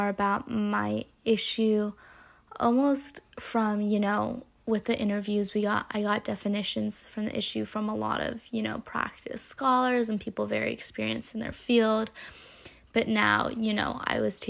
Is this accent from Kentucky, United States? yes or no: no; California, United States; growing up in California and like being young in California